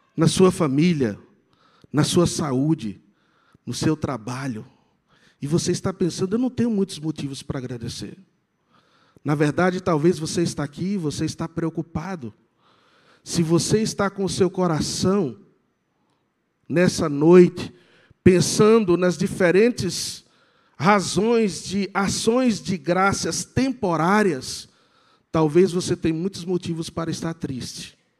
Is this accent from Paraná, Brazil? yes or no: no; sertão of Bahia, Brazil; moved away; also born or lived in Chile; eu venho do sertão da Bahia